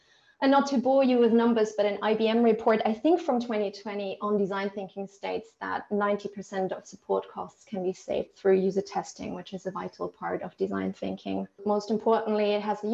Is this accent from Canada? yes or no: no; Germany; moved away as an adult; also born or lived in Italy; now in United Kingdom; I'm originally from Germany